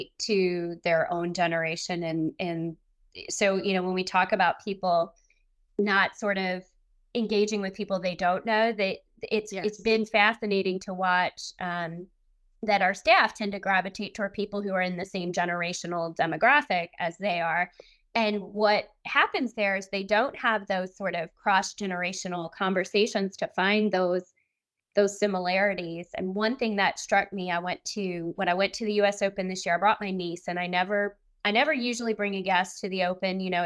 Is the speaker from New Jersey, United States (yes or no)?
yes; New Jersey, United States; growing up in New Jersey